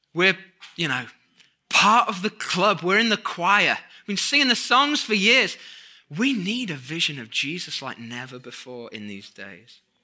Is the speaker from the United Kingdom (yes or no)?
yes; United Kingdom; moved away as an adult; now in United States; we're British